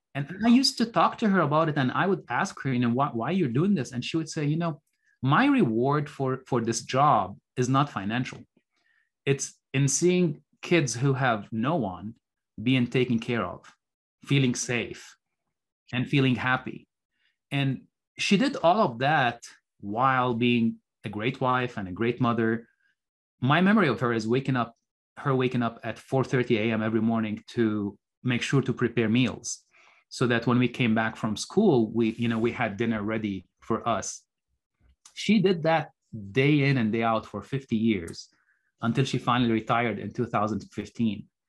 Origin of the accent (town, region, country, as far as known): Beirut, Beirut Governorate, Lebanon; born or raised there; moved away as an adult; also born or lived in Minnesota, United States